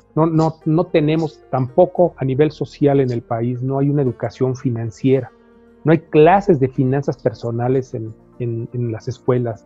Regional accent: Mexico

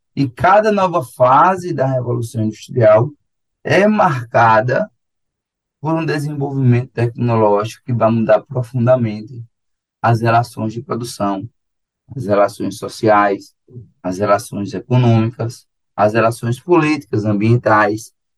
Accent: João Pessoa, Paraíba, Brazil; eu sou, eu sou de João Pessoa

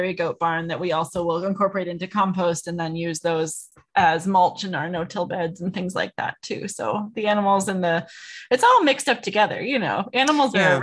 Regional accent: Clearwater, Minnesota, United States; born or raised there; moved away as an adult; also born or lived in California

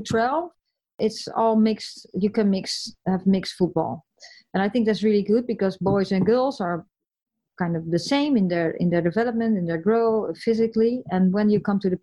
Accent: the west coast of the Netherlands, western Netherlands, Netherlands; English is a second language; moved away as an adult; also born or lived in United States; I'm from the West, I'm from the coast

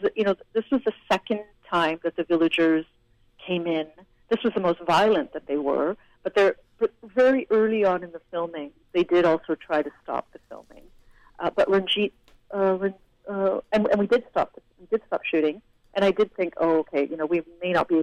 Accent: Canada; I'm from a different country, I'm Canadian. Yes, I speak Hindi, but, you know, I'm from Canada.

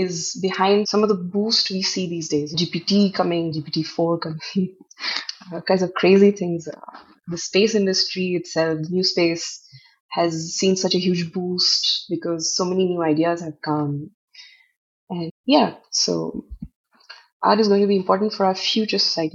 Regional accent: Northeast India, India; I come from the Northeast. Northeast itself is, Assam is, has the highest number of tribes in the country

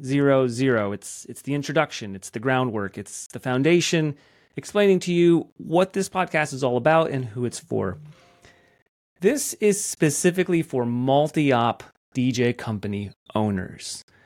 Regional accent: Athens, Georgia, United States; I'm from Athens, Georgia.

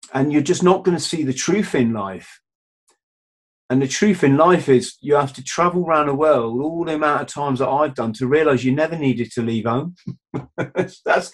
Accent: Cornwall, South West England, United Kingdom; the village I grew up in Cornwall

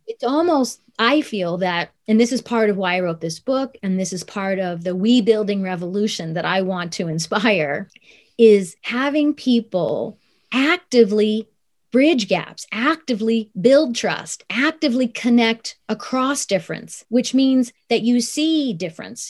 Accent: Columbus, Ohio, United States; also born or lived in Tokyo, Japan; So I was born in Tokyo, but I grew up in Columbus, Ohio, after the age of two

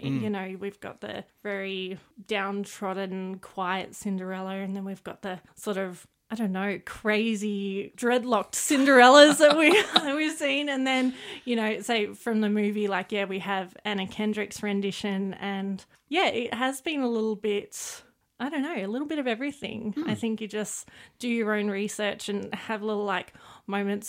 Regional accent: Clarence Valley, New South Wales, Australia; moved away as an adult; now in Armidale, Australia; I grew up in the Clarence Valley, but in the last few years living here in Armidale

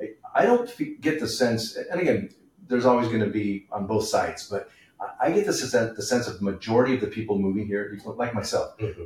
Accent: California, United States; moved away as an adult; now in Idaho, United States; my wife and I, moved here just over a year ago from California. And I can tell you, and I was born and raised in California.

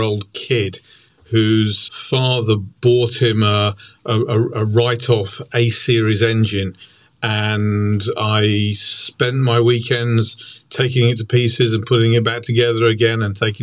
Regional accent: Stratford-upon-Avon, West Midlands, United Kingdom; also born or lived in Birmingham; we moved to a place that you'll know, Stratford-on-Avon, famous for Shakespeare, when I was 10 months old. So I call Stratford home

